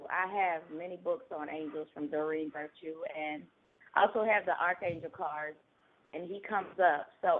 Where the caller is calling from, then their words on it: Georgia, United States; I'm calling from Georgia.